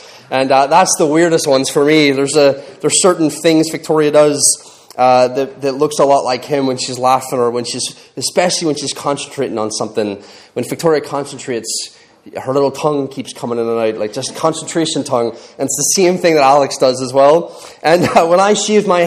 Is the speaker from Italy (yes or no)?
no; Ireland; moved away as an adult; now in England, United Kingdom; I'm Irish